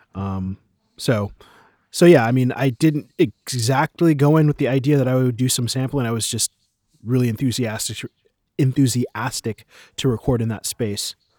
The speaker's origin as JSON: {"language": "English", "country": "United States", "moved": "yes", "lives_now": "Berlin, Germany", "said": "I am an American composer and, um, sample producer based in Berlin"}